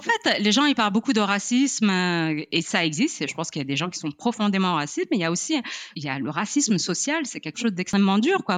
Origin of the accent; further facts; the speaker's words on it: Morocco; je suis née, j'ai grandi au Maroc